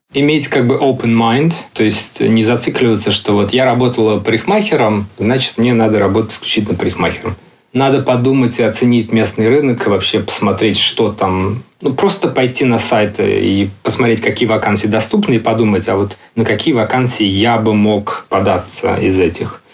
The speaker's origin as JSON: {"language": "Russian", "country": "Russia", "also_born_or_lived": "London", "moved": "as an adult", "lives_now": "Barcelona, Spain", "said": "я из России"}